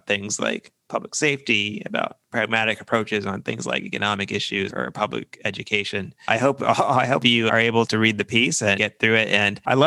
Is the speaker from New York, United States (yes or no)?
no; Virginia, United States; I'm from Virginia in the U.S.